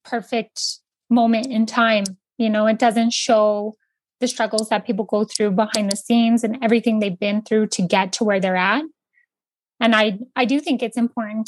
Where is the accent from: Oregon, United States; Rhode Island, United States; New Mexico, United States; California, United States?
New Mexico, United States; Santa Fe; I'm from Santa Fe. I've been here all my life with the exception of college.